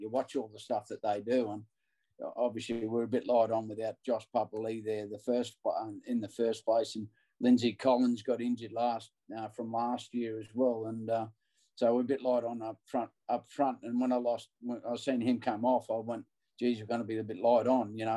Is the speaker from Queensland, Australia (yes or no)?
yes; Queensland, Australia; as a Queenslander